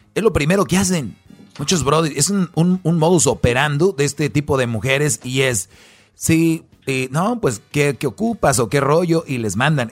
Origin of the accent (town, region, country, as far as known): Mexico